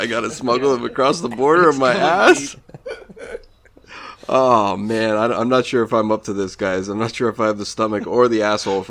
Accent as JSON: {"language": "English", "country": "United States", "tie": "born or raised there", "moved": "yes", "lives_now": "Canada", "said": "I grew up down in the States"}